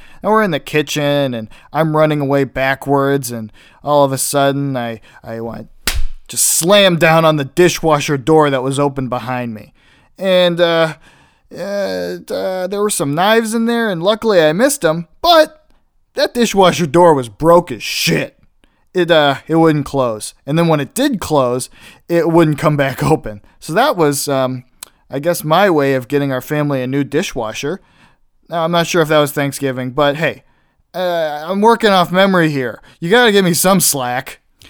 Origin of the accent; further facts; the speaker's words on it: Illinois, United States; also born or lived in Pittsburgh, Pennsylvania / Ohio / South Carolina; I was born in Pittsburgh, and that's where a majority of my family still lives, which over time we have moved farther and farther away from. We moved to Ohio, then we moved to South Carolina, then back to Ohio, and then we've lived in Illinois since I was about 10.